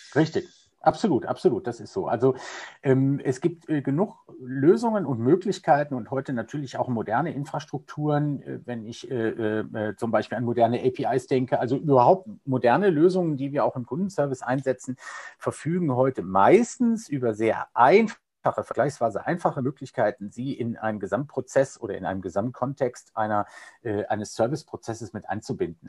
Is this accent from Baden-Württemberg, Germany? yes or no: no; Cologne, North Rhine-Westphalia, Germany; ich bin äh, Kölner äh, mit Herz und Leidenschaft